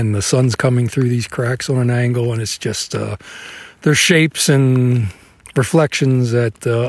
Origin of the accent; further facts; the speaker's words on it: Schwenksville, Pennsylvania, United States; I am from Skipback, Pennsylvania.